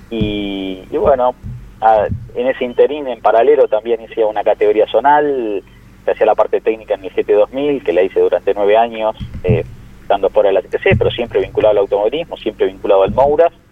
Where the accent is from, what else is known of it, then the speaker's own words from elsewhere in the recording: La Plata, Buenos Aires Province, Argentina; yo soy de La Plata, hice secundario técnico en la Escuela Industrial de La Plata